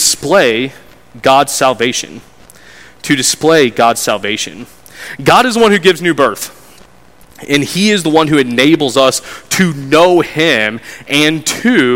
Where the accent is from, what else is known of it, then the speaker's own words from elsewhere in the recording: United States; as being an American citizen